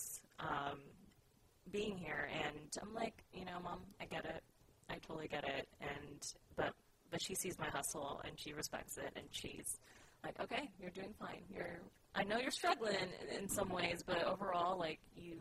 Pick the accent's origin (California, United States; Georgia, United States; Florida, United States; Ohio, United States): California, United States; San Francisco; also born or lived in Sacramento; I was born and raised in San Francisco.